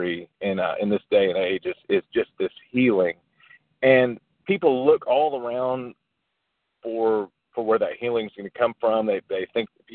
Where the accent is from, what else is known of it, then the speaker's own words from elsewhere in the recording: the South, United States; We're from the South